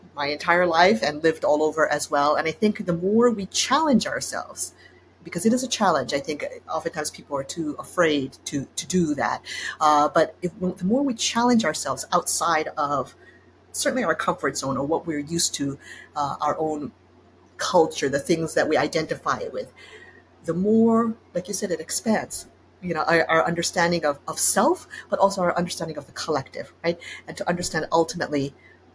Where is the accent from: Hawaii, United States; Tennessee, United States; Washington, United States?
Hawaii, United States; also born or lived in Japan / Netherlands / Spain; now in New York, United States; I had such an unusual childhood growing up there